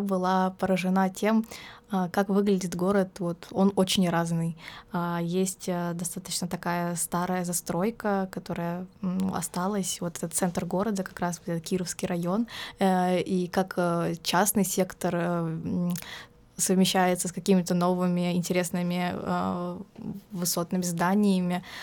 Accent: Volgograd, Volgograd Oblast, Russia; moved away as an adult; now in Rostov-on-Don, Russia; я не из Ростова, я из Волгограда приехала

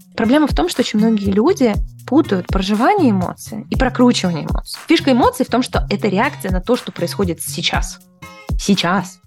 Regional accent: Balashikha, Moscow Oblast, Russia; moved away as an adult; also born or lived in near Kyrgyzstan (birthplace); now in United States; я детство провела в подмосковной Балашихе

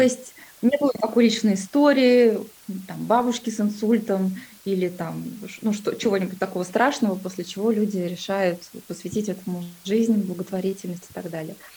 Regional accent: Kuzbass, Kemerovo Oblast, Russia; moved away as an adult; now in Moscow, Russia; я сама родилась в Кузбассе, это такой был небольшой, шахтерский город, и, собственно, свою карьеру я начала на шахте

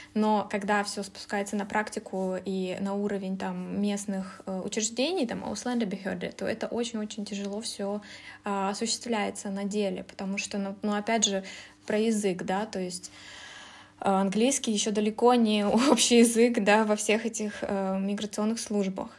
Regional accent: Kazakhstan; moved away as an adult; also born or lived in Russia; now in Germany; я э, сама родом из Казахстана, уехала в Россию учиться на международные отношения

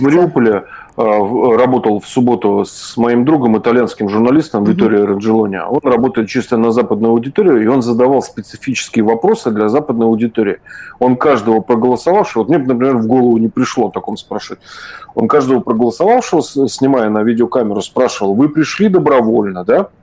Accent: Saint Petersburg, Russia; я вырос в Ленинграде

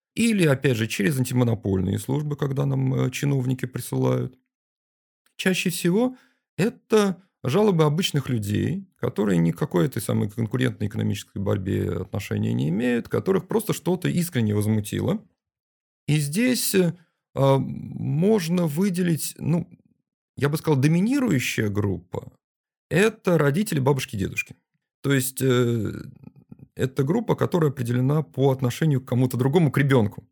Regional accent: Saint Petersburg, Russia

